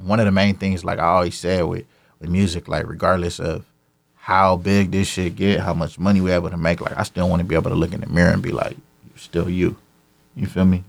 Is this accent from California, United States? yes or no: yes; Carson, California, United States; I'm from Carson, California, Camber Ave, to be specific.